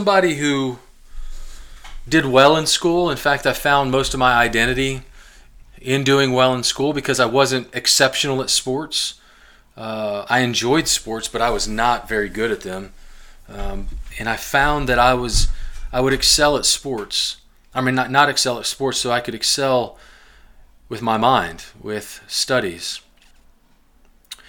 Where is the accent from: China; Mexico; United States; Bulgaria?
United States; Glasgow, Kentucky; also born or lived in Lima, Ohio / North Canton, Ohio; when I was 8 years old, our family moved to southern Kentucky, south central Kentucky, a town called Glasgow, Kentucky